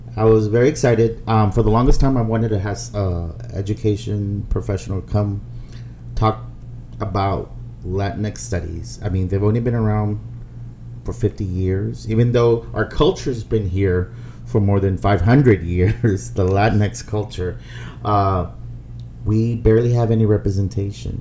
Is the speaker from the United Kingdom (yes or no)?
no; Brownsville, Texas, United States; moved away; growing up in Brownsville, Texas